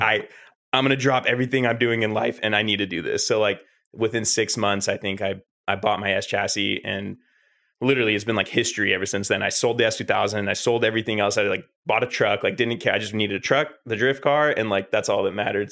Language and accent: English; Northern California, United States; I am from Northern California